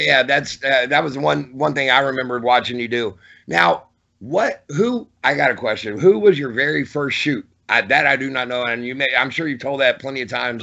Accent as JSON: {"language": "English", "town": "Norfolk", "region": "Virginia", "country": "United States", "said": "I'm from Norfolk, Virginia. Norfolk Scope is my home arena"}